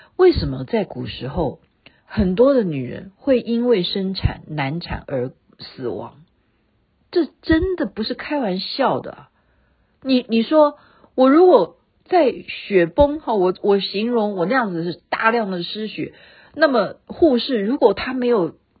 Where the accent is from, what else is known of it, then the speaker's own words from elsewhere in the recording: Taiwan; 我们台湾人比较怕染疫